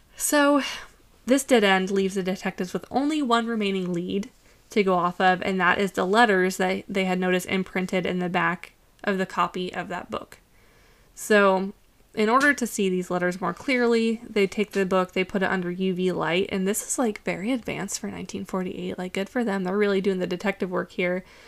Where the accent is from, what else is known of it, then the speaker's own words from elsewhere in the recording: United States; as an American